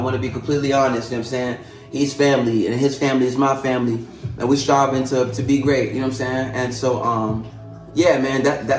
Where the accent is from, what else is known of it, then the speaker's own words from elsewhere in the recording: Maryland, United States; now in Las Cruces, United States; I like to say I'm from Las Cruces, you know what I'm saying? But okay. Originally, I came here because I ran away from a train, on a train. I'm actually from the East Coast.